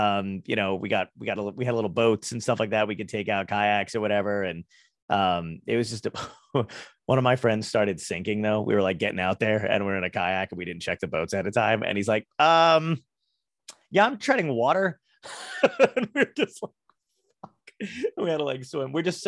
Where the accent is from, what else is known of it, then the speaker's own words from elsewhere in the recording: New Jersey, United States; also born or lived in Brooklyn / New York / Arizona; I grew up in New Jersey, but I lived in New York. I was born in Brooklyn, lived in New York for a bit, lived in Arizona. So it's like Brooklyn, desert, and then New Jersey.